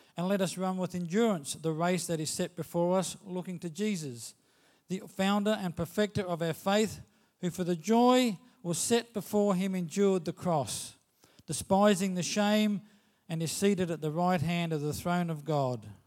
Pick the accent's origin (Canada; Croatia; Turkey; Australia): Australia; As an Australian citizen